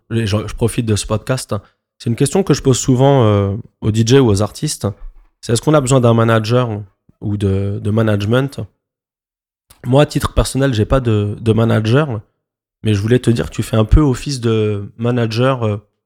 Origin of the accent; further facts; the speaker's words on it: Montreuil, Île-de-France, France; Moi, je viens de Montreuil.